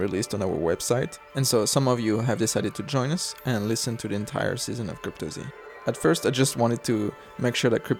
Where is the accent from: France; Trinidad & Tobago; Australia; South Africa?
France; Paris, Île-de-France; accent: Parisian; moved away as an adult; now in United States; I grew up in Paris. I moved to the United States